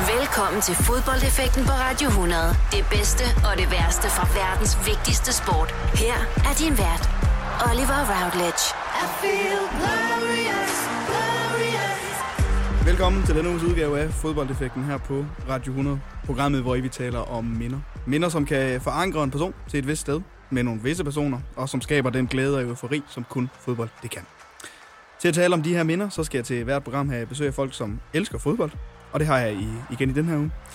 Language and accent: Danish; Hjørring, North Denmark Region, Denmark; nu kommer jeg selv fra Jøring